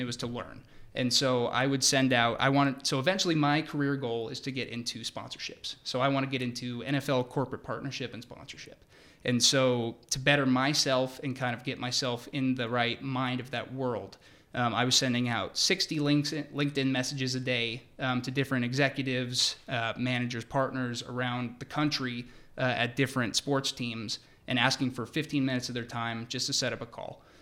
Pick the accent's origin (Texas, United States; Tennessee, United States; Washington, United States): Washington, United States; Seattle; moved away as an adult; also born or lived in Perth, Australia; now in Atlanta, United States; I'm originally from Seattle